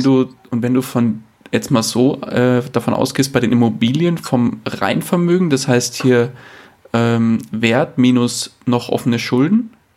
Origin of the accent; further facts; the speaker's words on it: near Munich, Bavaria, Germany; bin ich aus der Nähe von München